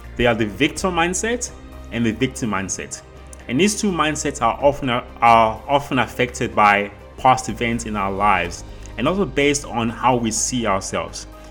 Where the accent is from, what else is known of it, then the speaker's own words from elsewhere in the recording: South Africa; I grew up in South Africa, which is where I currently live.